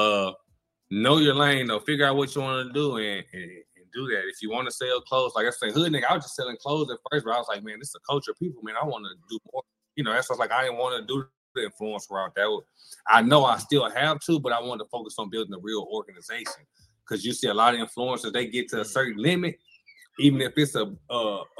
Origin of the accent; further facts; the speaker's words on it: Galveston, Texas, United States; we're from Galveston